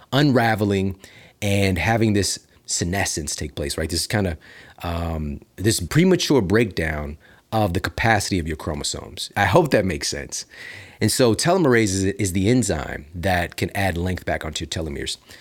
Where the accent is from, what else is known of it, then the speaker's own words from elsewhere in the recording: Midwest, United States; now in Los Angeles, United States; I'm from the Midwest